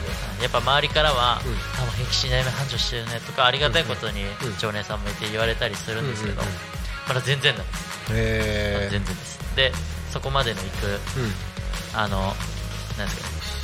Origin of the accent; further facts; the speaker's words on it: Asahi, Chiba, Japan; 僕生まれも育ちもずっと朝日だったんで